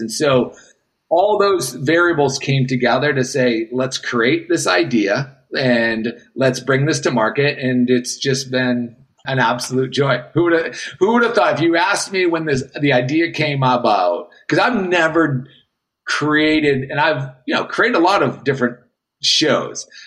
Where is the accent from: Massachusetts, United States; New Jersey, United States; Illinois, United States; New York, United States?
Massachusetts, United States; Boston; moved away as an adult; also born or lived in Jacksonville, Florida; I'm coming from Boston to a small little town, not town, but it's a city, but down in Jacksonville, Florida